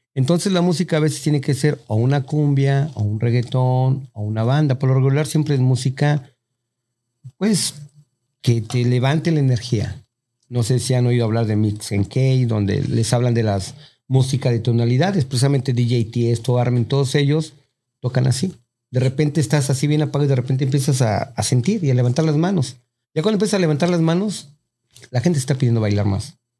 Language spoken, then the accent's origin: Spanish; Mexico; moved away; Uno como mexicano